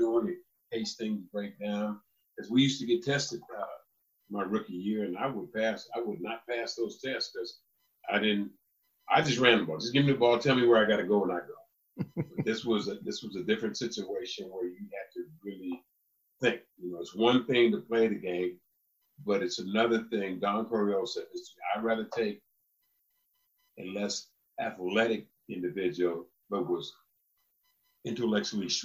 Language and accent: English; California, United States; moved away as an adult; when I went home, I went back to California